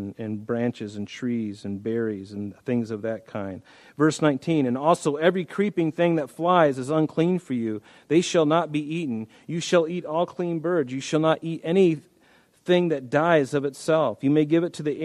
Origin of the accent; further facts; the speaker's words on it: United States; I'm an American.